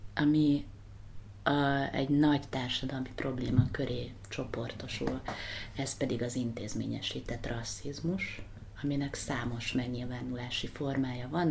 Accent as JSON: {"language": "Hungarian", "country": "Hungary", "also_born_or_lived": "United States", "said": "Magyarországról jöttem"}